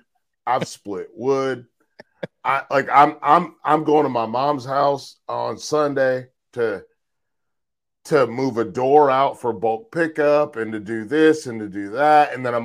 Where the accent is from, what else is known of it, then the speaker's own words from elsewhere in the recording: Charlotte, North Carolina, United States; also born or lived in Fayetteville, North Carolina / New Mexico / Chicago; I was born in Fayetteville, moved to New Mexico, which is where my brother was born. Lived in New Mexico for 7 years, which is because my dad was in the military, and then back to Charlotte. And then Charlotte from 92 until 2018.